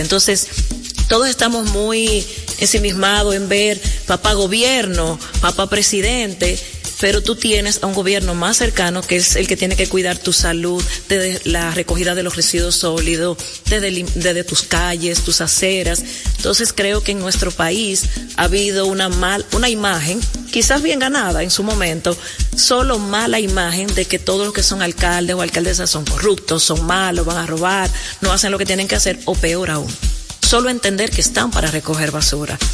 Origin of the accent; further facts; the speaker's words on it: La Vega, Dominican Republic; now in Santo Domingo, Dominican Republic; aunque nací en La Vega, la verdad que soy capitaleña, de corazón, trabajo en Santo Domingo Norte